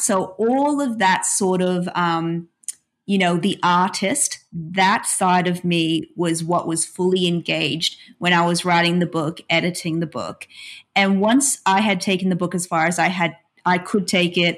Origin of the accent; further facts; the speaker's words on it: Australia; being Australian